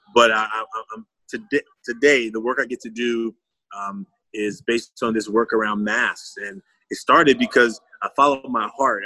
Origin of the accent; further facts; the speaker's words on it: Oakland, California, United States; I'm from Oakland, California.